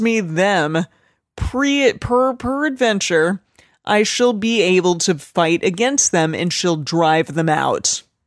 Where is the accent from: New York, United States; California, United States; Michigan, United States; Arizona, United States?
Arizona, United States; I'm from Arizona, and we would say it like